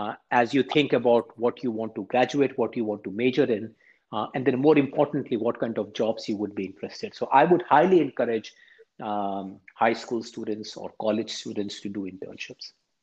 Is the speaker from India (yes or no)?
yes; India; moved away as an adult; now in United States; I grew up in India. I always wanted to come to the U.S. to go to graduate school.